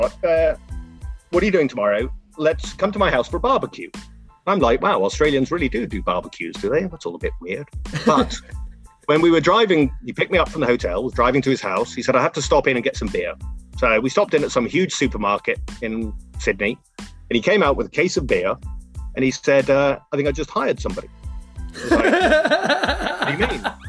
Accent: England, United Kingdom; accent: English; moved away as an adult; now in United States; I'm English and the accent allows me to get away with a lot of things

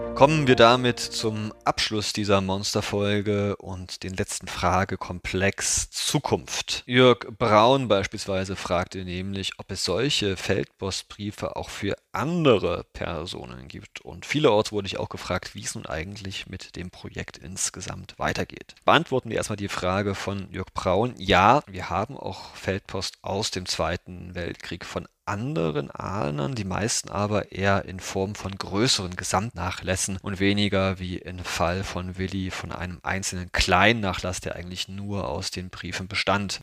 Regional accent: Thuringia, Germany; moved away; Meine alte Heimat Thüringen

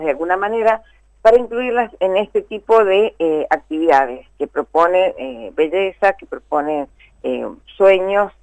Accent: Mendoza, Argentina; moved away as an adult; now in Buenos Aires, Argentina; yo soy mendocina. Ah, vivo en Buenos Aires, hace, más de 30 años que vivo en Buenos Aires

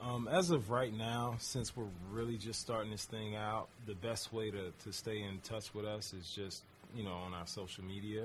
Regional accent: St. Louis, Missouri, United States; when I was growing up in St. Louis

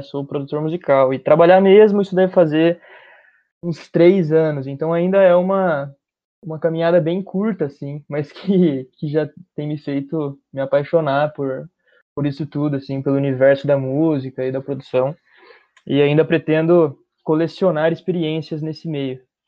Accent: Bauru, São Paulo, Brazil; Eu sou de Bauru, uma cidade do interior de São Paulo, nascido e vivi a minha vida, minha curta vida até agora, inteira aqui

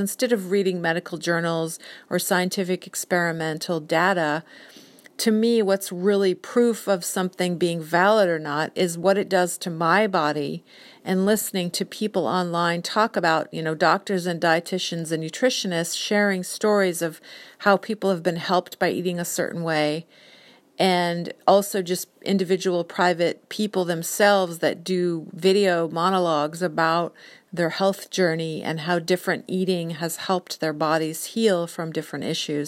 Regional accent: Whidbey Island, Washington, United States; also born or lived in San Diego, California; now in Seattle, United States; we grew up in San Diego and my parents divorced when I was four and then my mom and I moved up to Washington State, Whidbey Island when I was nine

